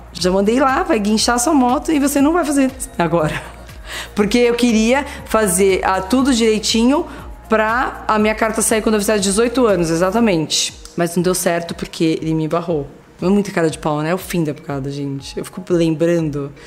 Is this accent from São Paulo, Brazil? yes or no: yes; Bauru, São Paulo, Brazil; moved away as an adult; eu morava no interior